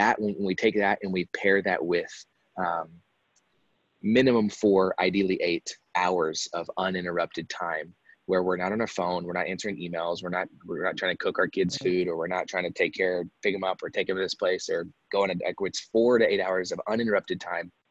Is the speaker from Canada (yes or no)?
no; Texas, United States; also born or lived in Dallas–Fort Worth; I'm from Texas, so kind of lived a bunch of places growing up, kind of lived all over Texas. Dallas, Fort Worth, for those of you that are familiar, is kind of where I always ended up